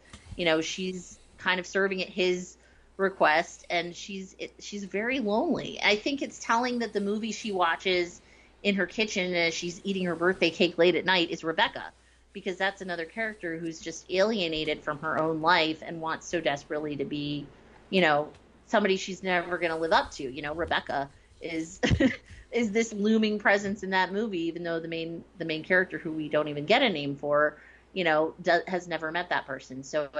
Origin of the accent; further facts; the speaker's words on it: New Jersey, United States; So for me, like, being from New Jersey, this quote I wrote down because I loved it so much.